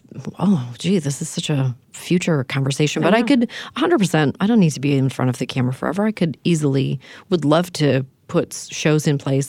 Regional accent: Canada; Maybe it's because I'm from Canada.

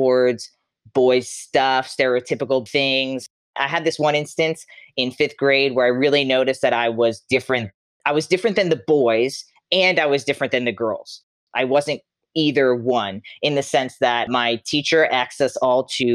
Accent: Long Island, New York, United States; moved away as an adult; I grew up in Long Island, New York, Suffolk County. I lived there till I was 22 years old

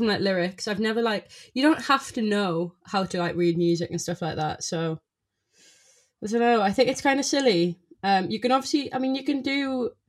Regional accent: South Shields, North East England, United Kingdom; moved away as an adult; also born or lived in New Cross, London; now in London, United Kingdom; South Shields, but it's right next to Newcastle

